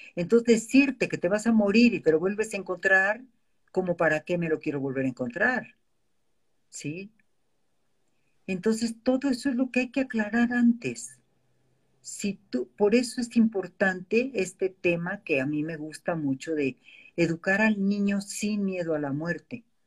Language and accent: Spanish; Mexico; como mexicanos